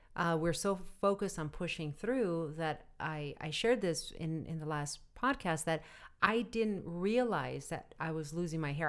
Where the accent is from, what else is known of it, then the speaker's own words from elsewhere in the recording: Arizona, United States; moved away; And I come from Arizona where people have gun racks, even my family, in the back of their trucks. And as kids, we grew up using guns